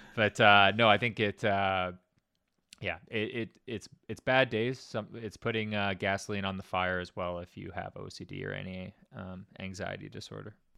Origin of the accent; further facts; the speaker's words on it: Winnipeg, Manitoba, Canada; also born or lived in Greenwich, Connecticut; a kid from Winnipeg